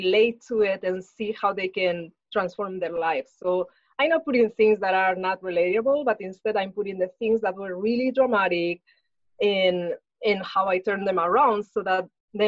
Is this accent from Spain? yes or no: yes; Spain; moved away as an adult; now in Los Angeles, United States; I was born in Spain, so that's where I grew up, and I lived most of my life.